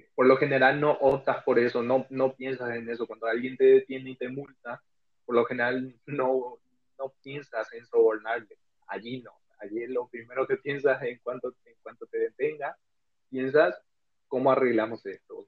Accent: Paraguay; moved away as an adult; now in Spain; soy paraguayo y vivo desde hace un año

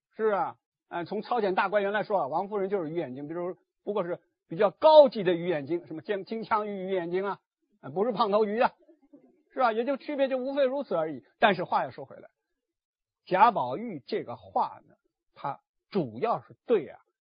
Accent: Hangzhou, Zhejiang, China; 我的老家杭州

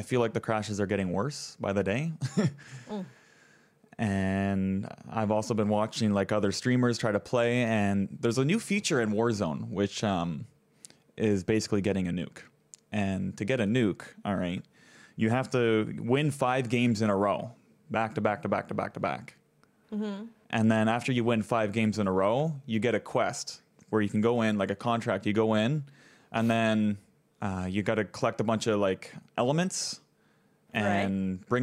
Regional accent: Canada; I'm from Canada up here. I'm in Maple World

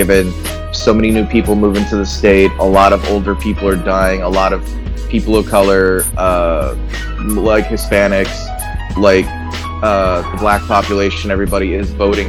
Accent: Austin, Texas, United States; also born or lived in Chicago; Howdy, y'all. … I am from Austin, Texas, by way of the south side of Chicago.

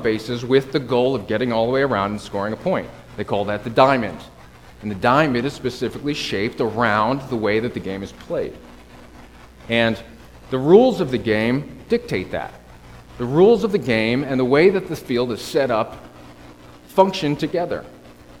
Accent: Connecticut, United States; I'm from Connecticut, so I feel like I'm at home a bit with the snow and the trees

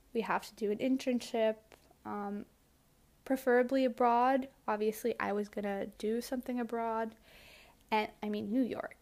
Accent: Belgium; moved away as an adult; also born or lived in Tokyo, Japan / Barcelona, Spain; I grew up in Belgium

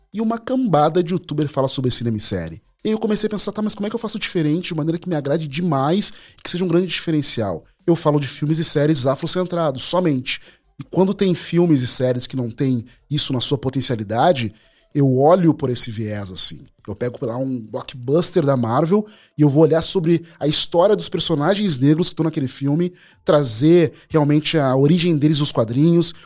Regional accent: Porto Alegre, Rio Grande do Sul, Brazil; eu sou porto-alegrense, nasci na Rexinha, um bairro periférico

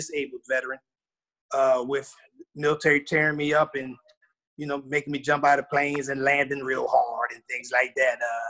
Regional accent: Philadelphia, Pennsylvania, United States; moved away as an adult; also born or lived in Fort Bragg, North Carolina; now in Spring Lake, United States; I'm from the city of Brotherly Love. I'm from Philly

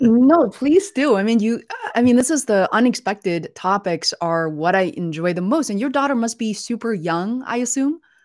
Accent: Beijing, China; moved away; We're originally from Beijing

